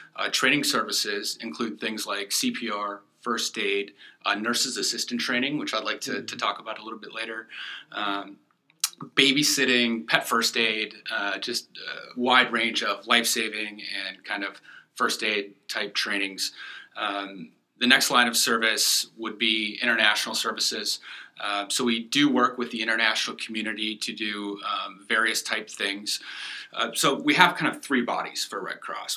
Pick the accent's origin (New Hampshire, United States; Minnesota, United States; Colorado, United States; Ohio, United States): Minnesota, United States; moved away; also born or lived in Florida; I grew up in Minnesota